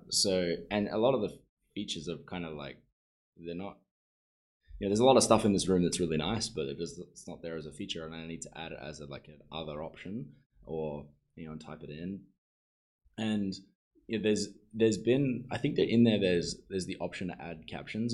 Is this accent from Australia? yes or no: yes; Sunshine Coast, Queensland, Australia; I'm from the Sunshine Coast, where it's a lot more chill version of the Gold Coast